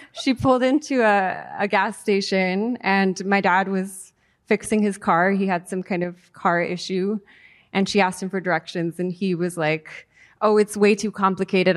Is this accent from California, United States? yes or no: yes; San Diego, California, United States; first language Spanish; English is a second language; also born or lived in Mexico City, Mexico / Playa del Carmen, Mexico; I was born and raised in San Diego